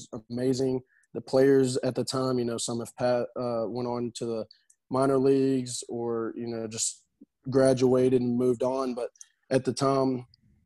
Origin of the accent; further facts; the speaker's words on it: Orange, Texas, United States; I'm from Orange, Texas, a small town also known as Fruit City